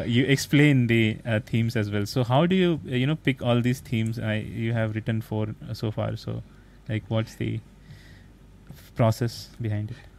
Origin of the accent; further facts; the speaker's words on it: India; as an Asian because I'm from India, so India is also Asian